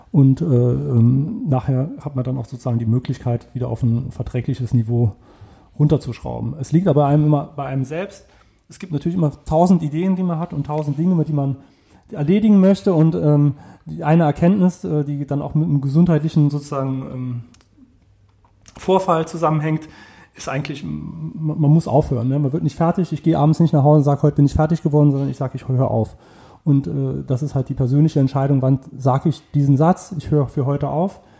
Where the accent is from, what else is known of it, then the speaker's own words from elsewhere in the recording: Saarland, Germany; Ich bin ähm, im Saarland aufgewachsen, bin zum Studium weggegangen, war 16 Jahre weg und bin halt wegen der Familienentscheidung zurückgegangen.